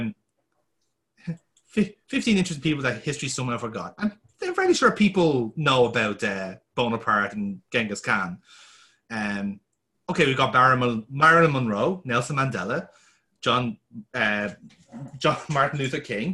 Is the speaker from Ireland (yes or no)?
yes; Ireland; as an Irishman